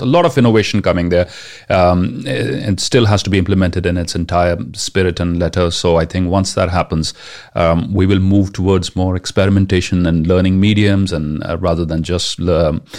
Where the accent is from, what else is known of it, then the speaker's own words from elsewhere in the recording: India; first language Punjabi; English is a second language; my mother tongue, which happens to be Punjabi